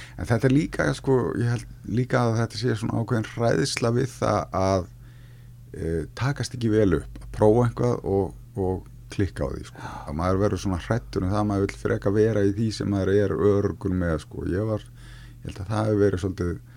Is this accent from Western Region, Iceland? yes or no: yes; Akranes, Western Region, Iceland; ég fættur 1968 á Akrænisi og er skagamæður í húð og hár og allt mitt fólk er þar að mæstu leiti en þá og, og hérna mm, náttúrulega bara elst þar upp